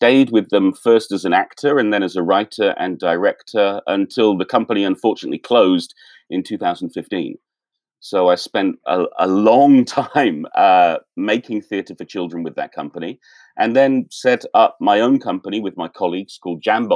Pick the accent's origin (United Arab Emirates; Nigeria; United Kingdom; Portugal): United Kingdom; Abingdon, South East England; moved away as an adult; now in Seoul, South Korea; I'm originally from the UK, from a town called Abingdon near Oxford.